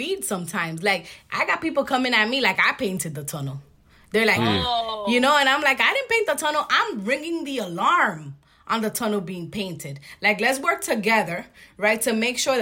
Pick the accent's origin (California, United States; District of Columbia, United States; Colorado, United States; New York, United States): New York, United States; New York City; I grew up in Washington Heights in the 90s